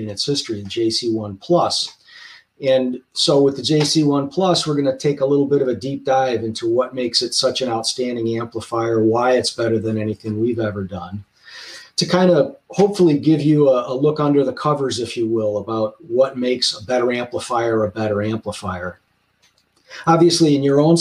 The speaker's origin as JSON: {"language": "English", "town": "Chicago", "region": "Illinois", "country": "United States", "tie": "born or raised there", "said": "Chicago, which is my hometown"}